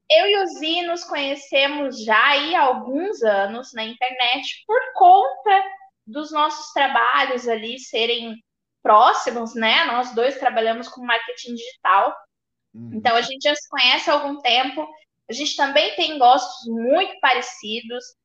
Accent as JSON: {"language": "Portuguese", "town": "Campo Grande", "region": "Mato Grosso do Sul", "country": "Brazil", "tie": "born or raised there", "said": "30 anos, nascida e criada em Campo Grande, Mato Grosso do Sul."}